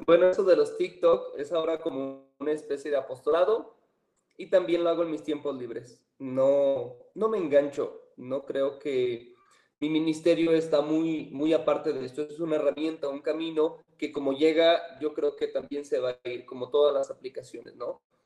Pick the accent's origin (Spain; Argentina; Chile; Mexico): Mexico; San Francisco de Asís, Jalisco; soy originario de San Francisco de Asís, Jalisco